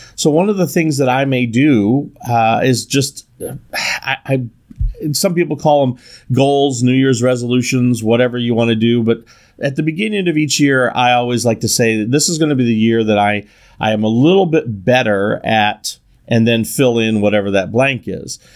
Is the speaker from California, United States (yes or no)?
yes; Northern California, United States; I'm from Northern California